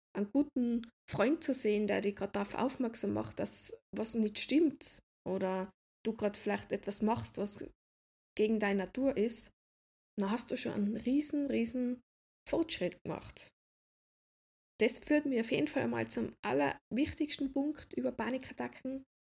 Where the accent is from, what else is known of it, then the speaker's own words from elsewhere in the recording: Austria; ich bin aus Österreich